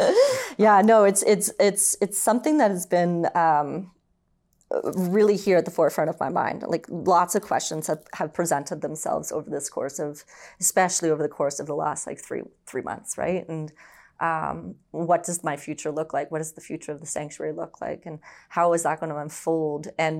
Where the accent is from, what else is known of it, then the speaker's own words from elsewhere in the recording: Brampton, Ontario, Canada; also born or lived in Orangeville; I was born and raised in Ontario. So I was born in Orangeville. And then eventually we moved to Brampton.